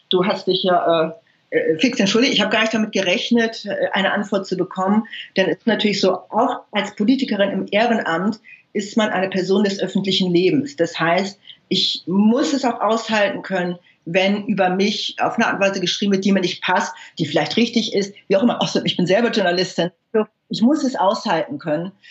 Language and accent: German; Hamburg, Germany; Das heißt, halt aufgewachsen in Hamburg in den 60er und 70er Jahren.